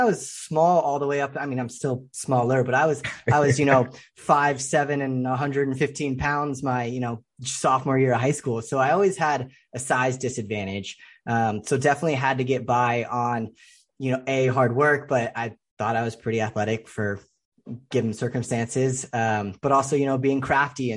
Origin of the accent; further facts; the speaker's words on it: suburbs of the Bay Area, Northern California, United States; I grew up in Northern California, kind of the suburbs of the Bay Area